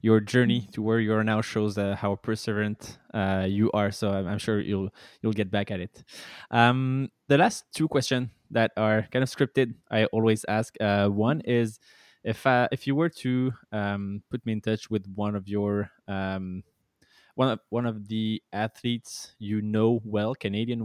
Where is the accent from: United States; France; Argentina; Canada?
France; moved away; I'm from France